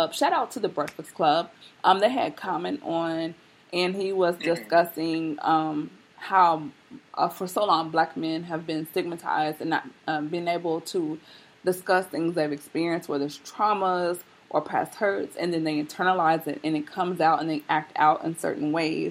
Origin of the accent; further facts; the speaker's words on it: Tennessee, United States; accent: Southern; now in West Coast, United States; I'm from Tennessee